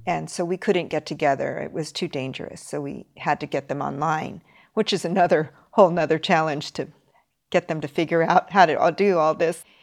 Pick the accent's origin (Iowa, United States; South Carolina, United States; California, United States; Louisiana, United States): California, United States; Los Angeles; now in Tokyo, Japan; I'm from Los Angeles